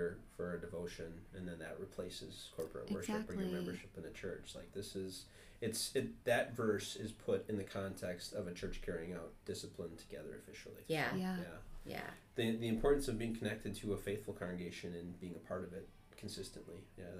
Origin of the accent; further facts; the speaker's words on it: Wisconsin, United States; when I was growing up in Wisconsin